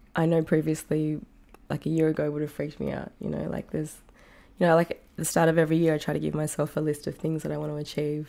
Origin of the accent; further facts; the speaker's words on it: Tamworth, New South Wales, Australia; moved away as an adult; also born or lived in Sydney / Singapore; now in New York City, United States; growing up in Tamworth